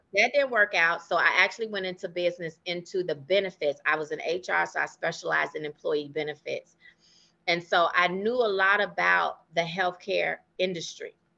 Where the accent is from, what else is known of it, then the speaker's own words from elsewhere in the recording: Chicago, Illinois, United States; moved away as an adult; now in McKinney, United States; I'm actually from Chicago, and that is actually where I started my nail care career